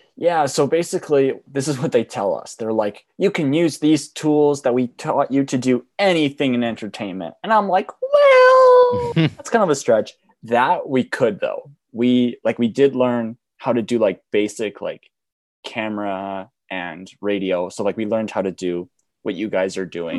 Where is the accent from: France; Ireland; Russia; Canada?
Canada; Banff, Alberta; I was born in Banff, I have kind of an accent